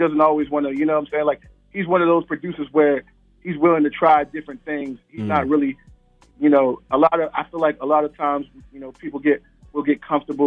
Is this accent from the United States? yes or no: yes; Northern Virginia, United States; now in Richmond, United States; currently, I live in Richmond, Virginia. But I'm from Northern Virginia, which is really a part of the DMV